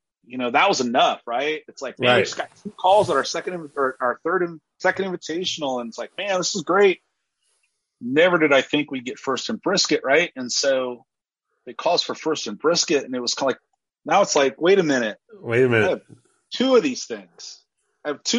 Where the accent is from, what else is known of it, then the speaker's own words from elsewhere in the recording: Kansas City, Missouri, United States; I'm from Kansas City